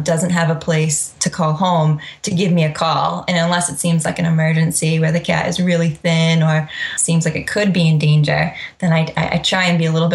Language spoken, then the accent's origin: English; Freetown, Massachusetts, United States; Middleborough, Lakeville, Freetown, kind of my hometown, which is an hour away.